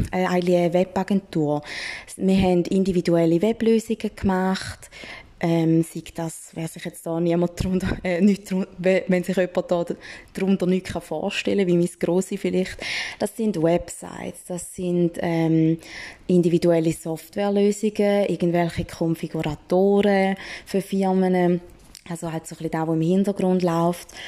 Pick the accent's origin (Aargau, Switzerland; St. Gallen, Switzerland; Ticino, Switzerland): St. Gallen, Switzerland; Man hört es vielleicht leicht, ich bin aus dem Toggenburg, einfach, dass das schon mal draußen ist.